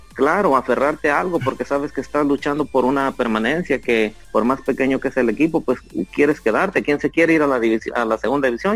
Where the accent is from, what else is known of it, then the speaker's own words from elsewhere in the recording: Puebla, Mexico; Yo soy del estado de Puebla